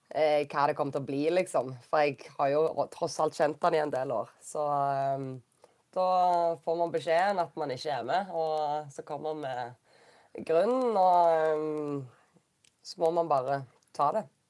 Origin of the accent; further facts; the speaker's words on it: Norway; moved away as an adult; also born or lived in Romania / Denmark / North Macedonia; bo hjemme i Norge